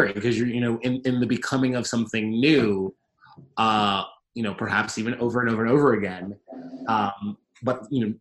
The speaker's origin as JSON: {"language": "English", "town": "New York City", "region": "New York", "country": "United States", "said": "I'm a dude from Queens, 33 years old."}